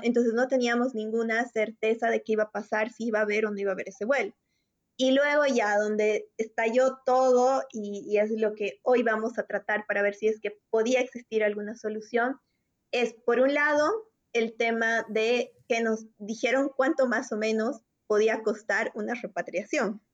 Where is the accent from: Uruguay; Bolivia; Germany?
Bolivia; moved away as an adult; now in Spain; nosotros somos bolivianos y actualmente tanto Adrián como yo estamos viviendo en el exterior